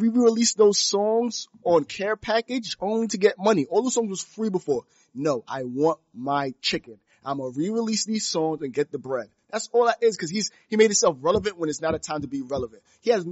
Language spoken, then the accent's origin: English; New York City, New York, United States; we're from Brooklyn